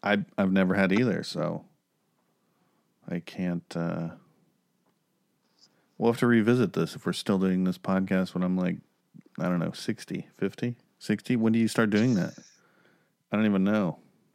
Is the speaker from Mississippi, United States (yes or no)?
no; Oklahoma, United States; I'm from Oklahoma